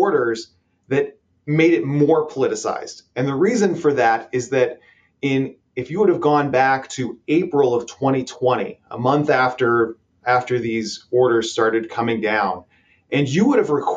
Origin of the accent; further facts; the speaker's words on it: Ohio, United States; my home state of Ohio